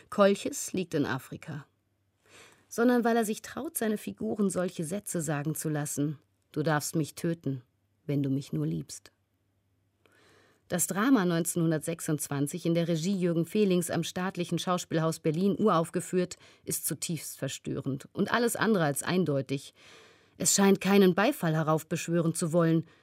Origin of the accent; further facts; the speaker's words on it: Georgia; first language Georgian; German is a second language; in meiner Muttersprache, dem Georgischen, die schon per se lyrischer und bildhafter ist, das Vage viel mehr liebt, viel umschreibender ist als das Deutsche